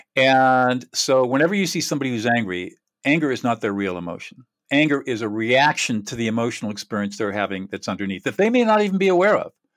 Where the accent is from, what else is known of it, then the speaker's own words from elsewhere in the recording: Southern California, United States; also born or lived in New Hampshire; born and raised in Southern California